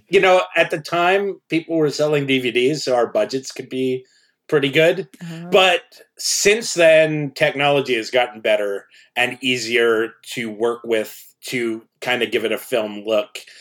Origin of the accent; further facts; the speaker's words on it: Canada; I grew up in Canada